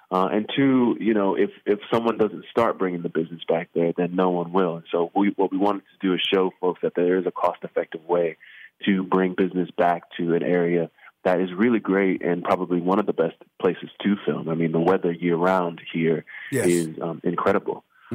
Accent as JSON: {"language": "English", "town": "Miami", "region": "Florida", "country": "United States", "tie": "born or raised there", "said": "I'm born and raised in Miami, Florida, which is where I live currently."}